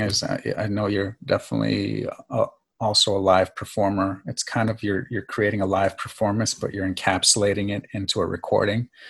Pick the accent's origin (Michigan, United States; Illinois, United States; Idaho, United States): Michigan, United States; Farmington Hills; also born or lived in New York / Greece / Southfield, Michigan; I was born in New York and then I was raised in Greece until about the age of 7. And then my father actually followed his best friend back to the Detroit, and I ended up residing in the suburbs about 15 minutes outside of Detroit in Farmington Hills